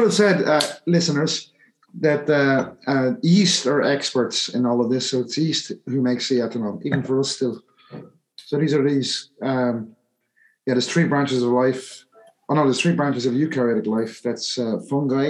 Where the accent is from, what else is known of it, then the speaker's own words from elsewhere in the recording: Ireland; I'm Irish myself